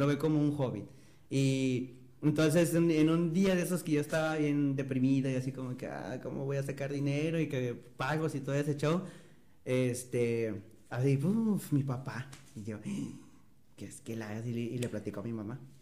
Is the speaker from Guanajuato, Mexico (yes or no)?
no; Matamoros, Tamaulipas, Mexico; also born or lived in Ciudad Victoria; yo nací en Matamoros, en Matamoros, me fui a vivir a Ciudad Victoria toda la secundaria y el primer año de prepa y luego regresé a Matamoros otra vez